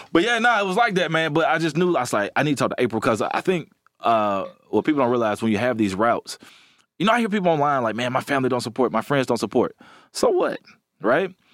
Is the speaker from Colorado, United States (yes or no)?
no; Alabama, United States; I'm from Alabama, and all my family are blue collar, hard workers